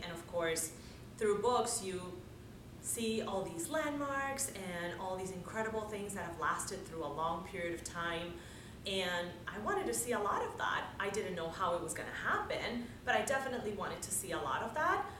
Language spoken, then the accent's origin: English; Dominican Republic; moved away as an adult; I was born and raised in the Dominican Republic